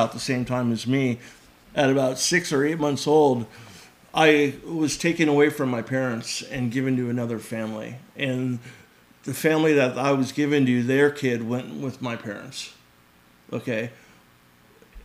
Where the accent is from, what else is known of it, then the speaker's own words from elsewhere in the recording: Santa Monica, California, United States; I was born in Santa Monica.